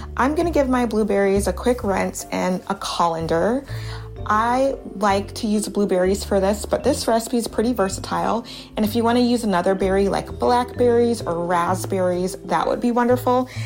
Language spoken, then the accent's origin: English; Baton Rouge, Louisiana, United States; also born or lived in Harlem, New York; now in New York, United States; growing up in Baton Rouge, Louisiana, on the weekend sometimes go and pick blueberries